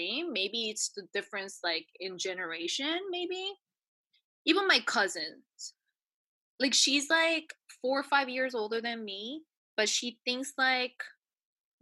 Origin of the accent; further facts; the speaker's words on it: New Zealand; moved away; also born or lived in United States / South Korea; I was brought up in New Zealand and I lived in the States